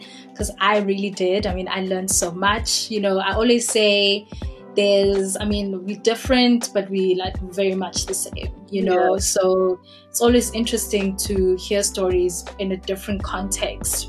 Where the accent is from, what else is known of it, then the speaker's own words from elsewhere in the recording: South Africa; me as a South African